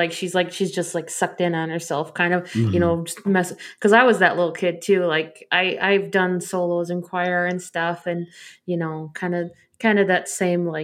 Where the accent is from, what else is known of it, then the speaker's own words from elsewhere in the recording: Arizona, United States; I'm from Arizona.